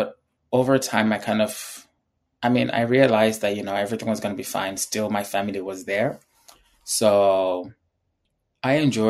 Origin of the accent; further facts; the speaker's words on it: Uganda; also born or lived in Zimbabwe; So I would say I have way more stories about growing up in Uganda than I did in Zimbabwe.